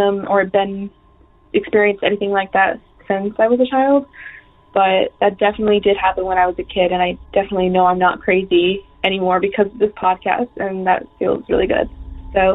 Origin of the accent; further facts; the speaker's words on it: upstate New York, United States; I'm from New York, upstate New York, not like Rochester, but more like an hour out of the city. And I'm like 5 years old. And this is the first house I grew up in.